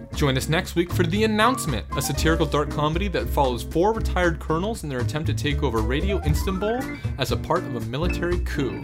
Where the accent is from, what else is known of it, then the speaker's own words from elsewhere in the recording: United States; as an American